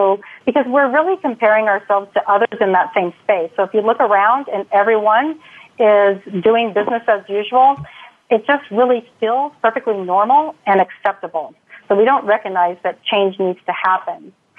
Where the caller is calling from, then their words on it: Texas, United States; also born or lived in San Diego; So today I'm calling from Texas. And just close to the West Coast, we're officially based out of San Diego, but I'm in Texas today.